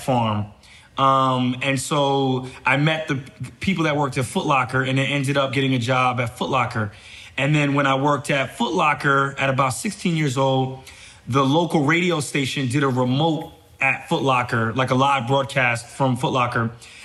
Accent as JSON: {"language": "English", "region": "North Carolina", "country": "United States", "tie": "born or raised there", "also_born_or_lived": "New York", "said": "the house that we ended up moving to in North Carolina was literally next to a cotton field"}